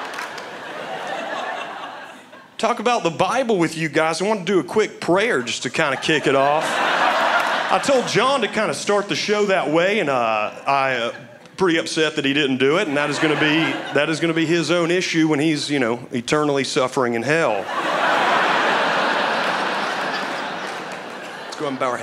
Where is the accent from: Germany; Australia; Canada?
Germany; accent: German; my German accent.